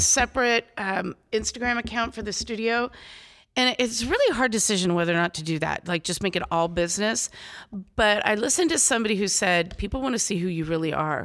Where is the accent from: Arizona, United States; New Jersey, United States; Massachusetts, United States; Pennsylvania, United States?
Arizona, United States; Phoenix; I'm from Phoenix, Arizona.